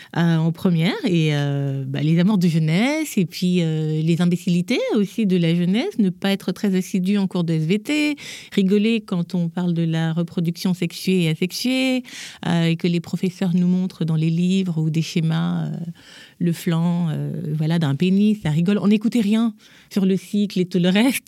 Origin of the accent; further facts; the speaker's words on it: Gabon; moved away as an adult; now in Paris, France; je suis née, j'ai grandi en Afrique, au Gabon